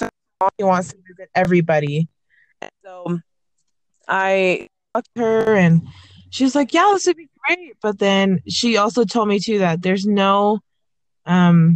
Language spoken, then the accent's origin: English; Hawaii, United States; I'm from Hawaii, and Hawaii is a state